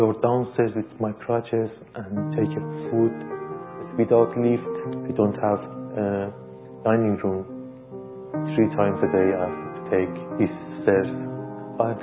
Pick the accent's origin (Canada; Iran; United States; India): Iran; English is a second language; moved away as an adult; now in London, United Kingdom; I was born in Iran.